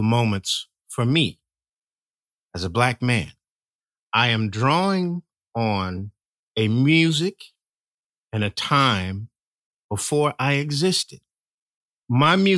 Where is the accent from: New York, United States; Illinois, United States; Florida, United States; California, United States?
California, United States; I was raised in California